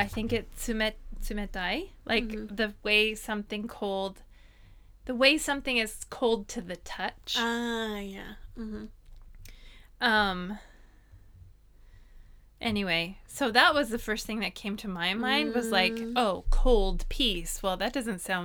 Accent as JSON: {"language": "English", "country": "United States", "moved": "yes", "lives_now": "Japan", "said": "I'm an American in Japan"}